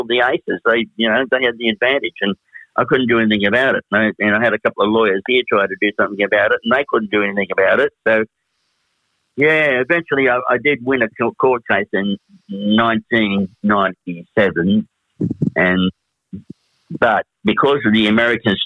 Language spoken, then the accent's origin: English; Australia; also born or lived in Melbourne / Sydney; we had to return to Australia